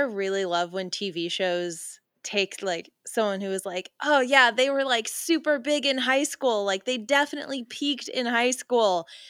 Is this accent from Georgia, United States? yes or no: yes; Georgia, United States; my hometown is Georgia